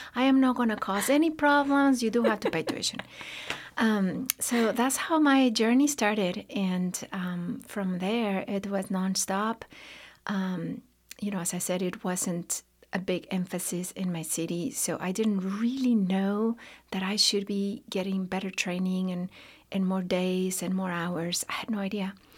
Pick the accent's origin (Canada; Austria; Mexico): Mexico; León, Guanajuato; born or raised there; moved away as an adult; now in Lexington, United States